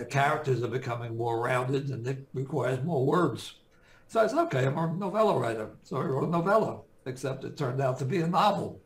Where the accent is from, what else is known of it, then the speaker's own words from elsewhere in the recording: Jersey City, New Jersey, United States; I grew up, I was born and raised in Jersey City